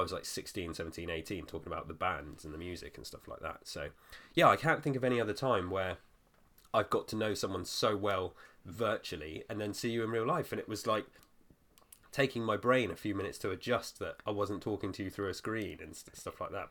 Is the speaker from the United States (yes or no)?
no; Weymouth, South West England, United Kingdom; my hometown was, like, a really small detour from where you were